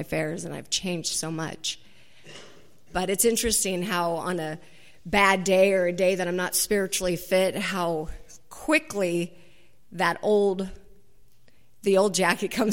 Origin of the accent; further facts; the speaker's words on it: Garden Grove, California, United States; now in Laguna Niguel, United States; I grew up in Garden Grove